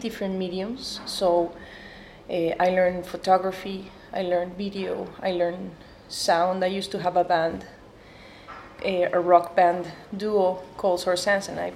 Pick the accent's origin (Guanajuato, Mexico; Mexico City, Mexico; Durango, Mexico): Mexico City, Mexico; I'm an artist from Mexico City.